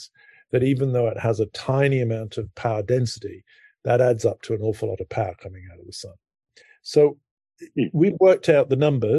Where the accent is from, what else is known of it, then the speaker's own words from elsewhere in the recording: United Kingdom; moved away as an adult; now in Princeton, United States; I grew up in Britain.